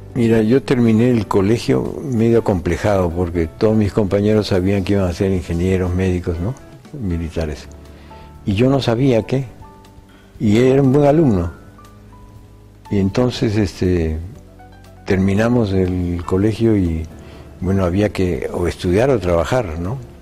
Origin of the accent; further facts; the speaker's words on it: Lima, Peru; also born or lived in Madrid, Spain; regresé a mi tierra